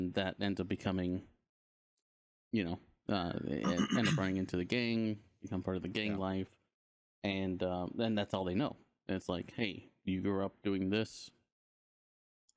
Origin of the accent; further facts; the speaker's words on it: Los Angeles, California, United States; I grew up in Los Angeles